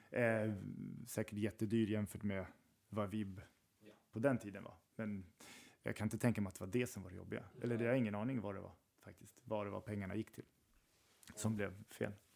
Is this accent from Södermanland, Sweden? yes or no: yes; Strängnäs, Södermanland, Sweden; jag kommer från Strängnäs och Sörmland